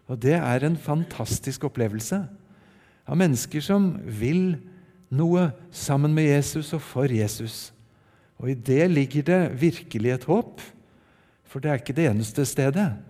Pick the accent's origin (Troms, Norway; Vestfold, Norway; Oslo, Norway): Oslo, Norway; also born or lived in Japan; Jeg ble født i Japan for eh, drøyt 60 år siden og har fått vokse opp delvis i Japan og delvis i Oslo og rundt på Østlandet.